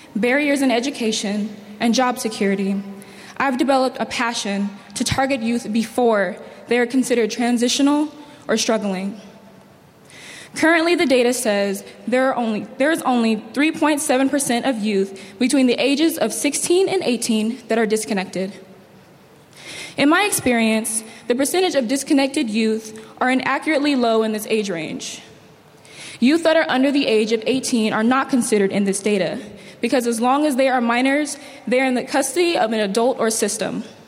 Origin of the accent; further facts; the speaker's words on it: San Diego, California, United States; Growing up in San Diego and experiencing many trials